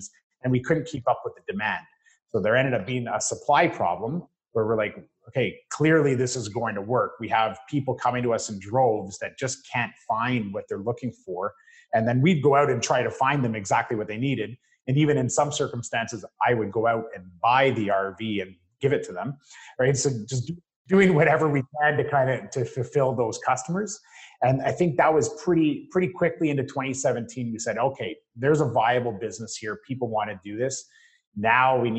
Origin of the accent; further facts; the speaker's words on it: Parry Sound, Muskoka area, Ontario, Canada; the Parry Sound, Muskoka area, I grew up there